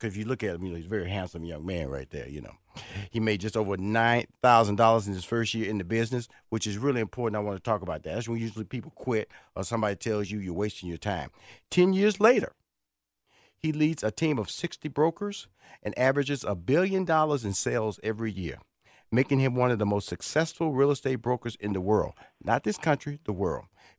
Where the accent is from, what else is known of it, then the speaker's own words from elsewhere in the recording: Houston, Texas, United States; I'm from Houston, Texas now. Born and raised in Houston, Texas, Ryan.